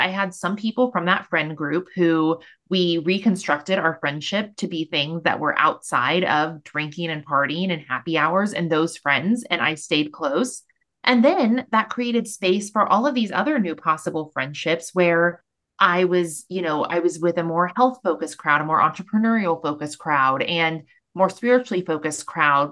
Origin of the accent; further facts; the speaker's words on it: Missouri, United States; moved away as an adult; now in Austin, United States; I'm born and raised in Missouri.